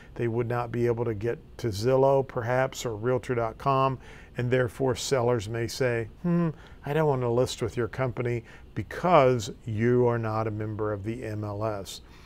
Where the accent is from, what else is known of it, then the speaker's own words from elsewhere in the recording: Farmington, Missouri, United States; My hometown is Farmington, Missouri